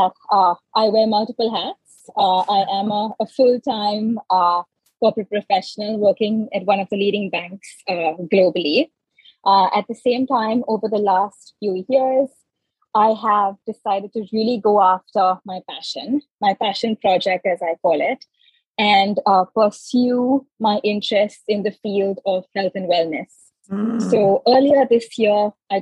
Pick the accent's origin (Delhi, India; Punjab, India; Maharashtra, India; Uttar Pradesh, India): Maharashtra, India; Mumbai; moved away as an adult; now in United States; I come from Mumbai, India. I've grown up with spice